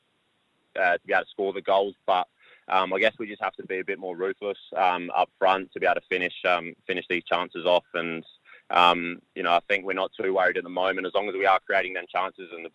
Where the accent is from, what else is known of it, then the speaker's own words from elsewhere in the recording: Adelaide, South Australia, Australia; moved away as an adult; also born or lived in Berlin, Germany / England; finally got a chance at Adelaide United